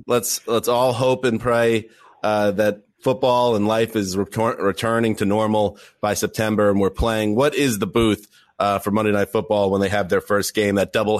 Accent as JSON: {"language": "English", "region": "Northeast", "country": "United States", "tie": "born or raised there", "said": "growing up in the Northeast"}